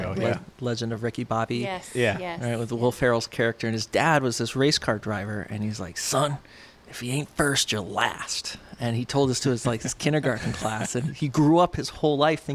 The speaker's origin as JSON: {"language": "English", "region": "New York", "country": "United States", "tie": "born there", "said": "And so I born in New York and then moved"}